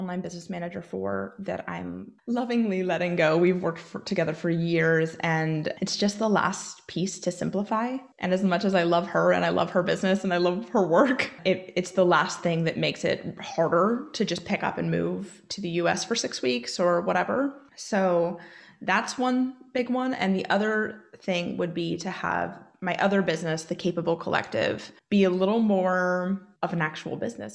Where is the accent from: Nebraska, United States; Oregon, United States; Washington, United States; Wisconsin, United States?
Oregon, United States; moved away as an adult; now in Northern Ireland, United Kingdom; so I do live in Northern Ireland. and I am from Oregon, and I'm looking to move back.